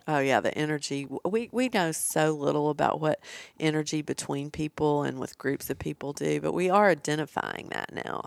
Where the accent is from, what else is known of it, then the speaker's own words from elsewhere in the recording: Nashville, Tennessee, United States; I'm from Nashville